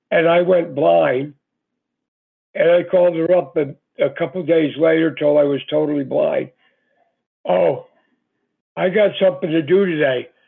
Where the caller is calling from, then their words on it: Georgia, United States; from Georgia.